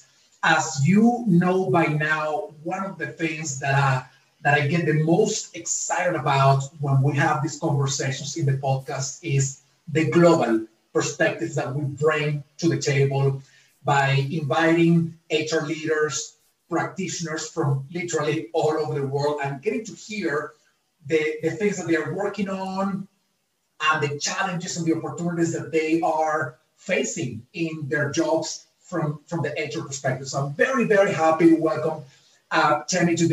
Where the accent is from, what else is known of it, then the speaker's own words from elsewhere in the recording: Venezuela; now in United States; I'm originally from Venezuela. I live in the United States